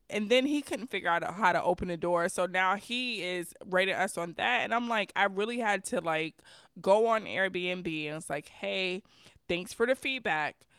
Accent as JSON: {"language": "English", "town": "New York City", "region": "New York", "country": "United States", "said": "I'm from New York City."}